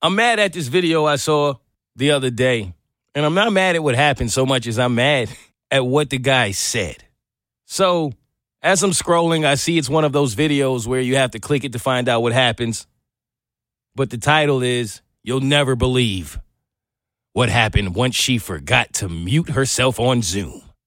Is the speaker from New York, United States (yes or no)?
yes; New York, United States; growing up as a kid in New York